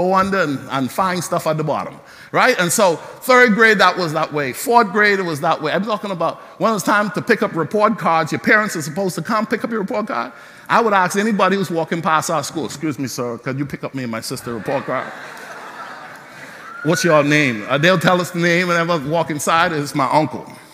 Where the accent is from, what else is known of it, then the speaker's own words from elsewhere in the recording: Bahamas; growing up in the Bahamas